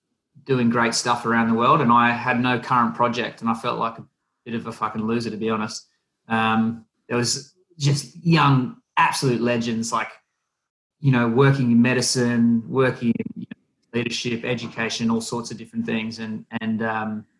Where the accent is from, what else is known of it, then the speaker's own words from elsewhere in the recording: Wollongong, New South Wales, Australia; Wollongong, my hometown